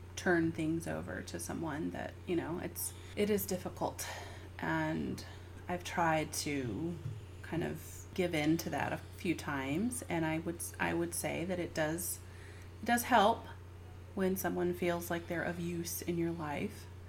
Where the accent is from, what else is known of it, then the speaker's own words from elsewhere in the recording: the South, United States; now in California, United States; I grew up in the South.